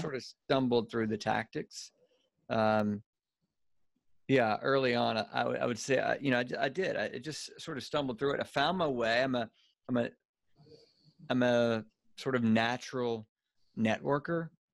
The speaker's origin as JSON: {"language": "English", "region": "Louisiana", "country": "United States", "accent": "Cajun redneck", "moved": "yes", "lives_now": "Birmingham, United States", "said": "I'm from Louisiana originally."}